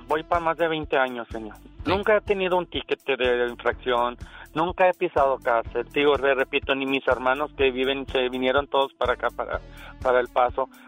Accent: Ciudad Juárez, Chihuahua, Mexico; now in United States; Yo nací en Juárez.

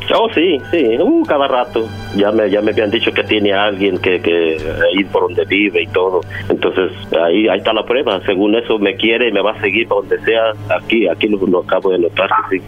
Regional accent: Mexico; yo soy de México

